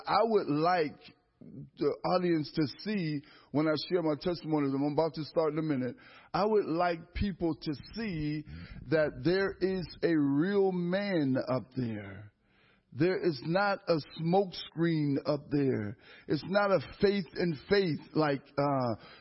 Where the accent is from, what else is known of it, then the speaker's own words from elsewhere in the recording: Erie, Pennsylvania, United States; I'm born and raised in Erie, Pennsylvania